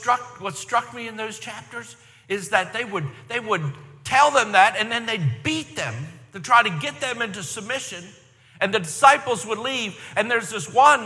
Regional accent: Baltimore, Maryland, United States; I grew up in Baltimore, Maryland

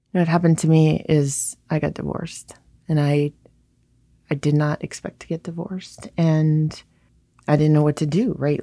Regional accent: Hawaii, United States; now in New York City, United States; I grew up in Hawaii

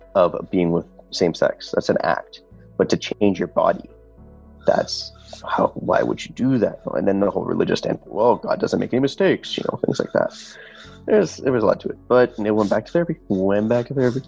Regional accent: Toronto, Ontario, Canada; I'm from Rexdale. That's the name of the area

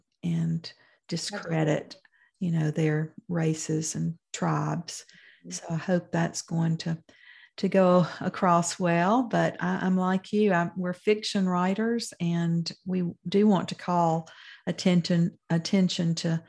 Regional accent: Mount Olive, Mississippi, United States; my hometown of Mount Olive, Mississippi

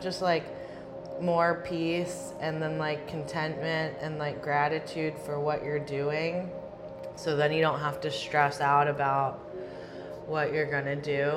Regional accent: United States; also born or lived in Switzerland; I'm American

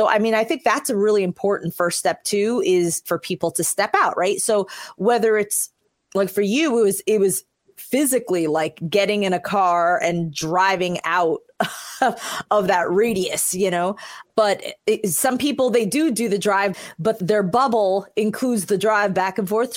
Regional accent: New York City, New York, United States; born there; I was born in New York City and in the Bronx

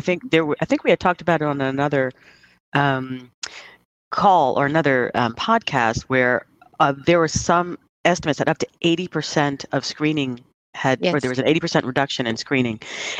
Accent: New Yorker, United States

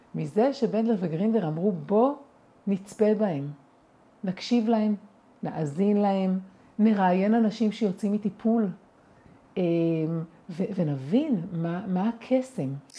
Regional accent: Israel; אני גדלתי בקיבוץ

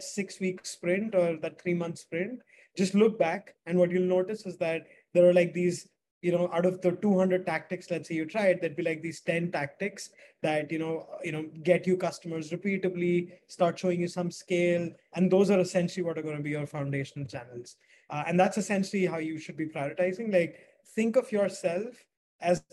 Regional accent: Delhi, India; I'm from Delhi, India

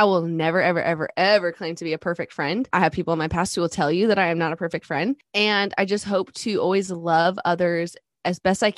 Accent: Alaska, United States; now in Texas, United States; But I'm originally from Alaska. We've been in Texas about 10 years.

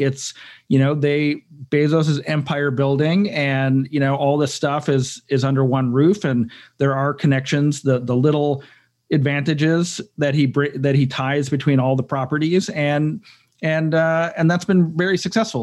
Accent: Cleveland, Ohio, United States; I'm from Cleveland, Ohio.

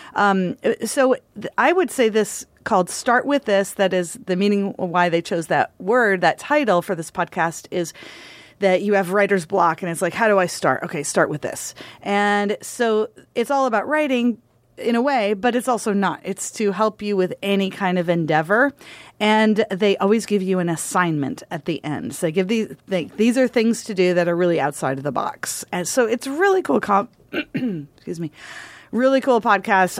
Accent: Michigan, United States; moved away; also born or lived in Oregon; I grew up in Michigan and I called it pop. And when I moved to Oregon

